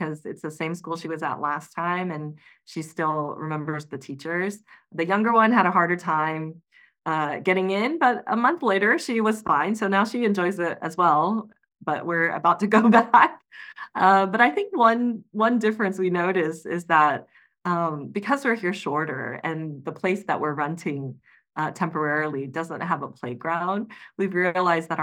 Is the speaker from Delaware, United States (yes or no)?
no; Houston, Texas, United States; moved away as an adult; now in Taiwan; my hometown is in Houston. So I'm in Houston, Texas